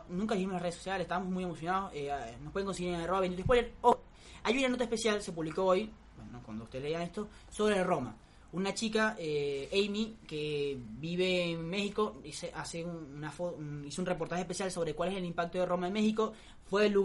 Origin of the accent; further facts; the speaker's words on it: Venezuela; now in Argentina; yo soy venezolano